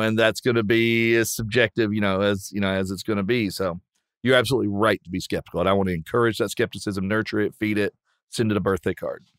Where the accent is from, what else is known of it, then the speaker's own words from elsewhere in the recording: Southwestern Virginia, United States; I grew up in Southwestern Virginia, where Cam and I grew up